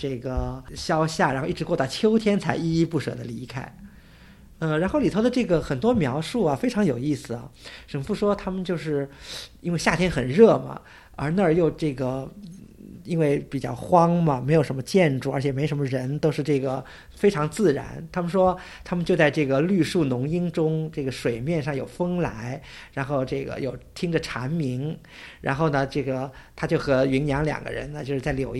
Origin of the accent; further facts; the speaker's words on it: Suzhou, Jiangsu, China; 作为一个苏州人吧，作为熟悉这些园林或者熟悉这些地名的这个一个一位苏州人